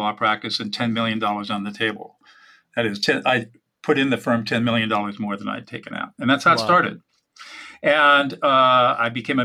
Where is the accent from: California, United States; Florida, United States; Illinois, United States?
California, United States; San Marino; also born or lived in Sacramento, California / Dartmouth College, New Hampshire; now in Central California, United States; I grew up in Southern California, up in San Marino